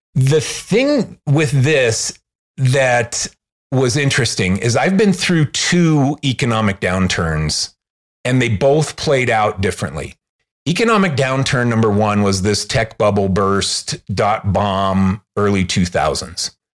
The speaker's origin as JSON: {"language": "English", "town": "Chicago", "region": "Illinois", "country": "United States", "also_born_or_lived": "Los Angeles", "moved": "yes", "lives_now": "Salt Lake City, United States", "said": "I'm from Chicago originally"}